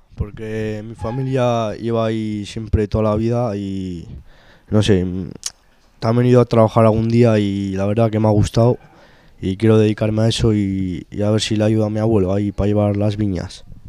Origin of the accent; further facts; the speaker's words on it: Spain; also born or lived in Arnedo (family origin); soy de España y vivo aquí.